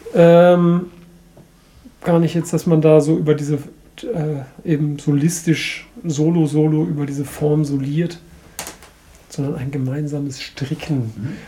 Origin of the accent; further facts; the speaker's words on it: Bremen, Germany; ich komme ja aus Bremen